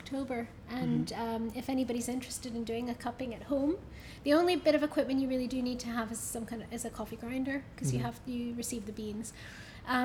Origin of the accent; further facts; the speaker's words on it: United States; moved away; I grew up in the States